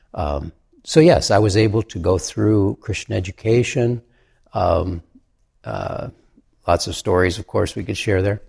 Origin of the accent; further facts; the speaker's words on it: Michigan, United States; in Michigan, my home state